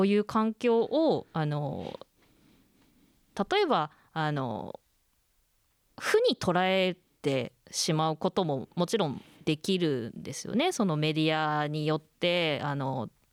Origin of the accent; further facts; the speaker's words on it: Kōriyama, Fukushima, Japan; 私もあの出身は福島の郡山中通りの地域なので